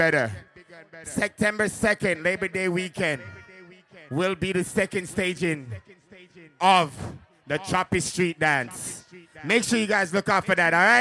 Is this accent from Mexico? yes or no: no; Jamaica; I'm Jamaican